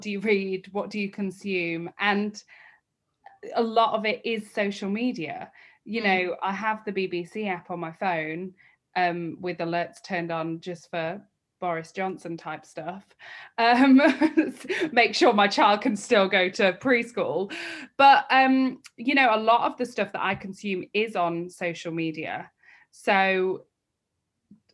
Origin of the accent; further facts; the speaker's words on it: Peak District, East Midlands, United Kingdom; we grew up in the Peak District